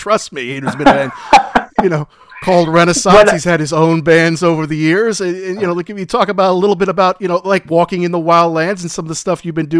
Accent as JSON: {"language": "English", "country": "United States", "also_born_or_lived": "London", "said": "we're American, obviously, me and Jackson. I lived in London for a while."}